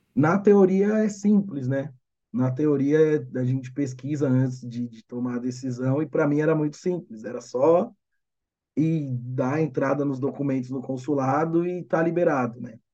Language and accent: Portuguese; Brazil; eu sou brasileiro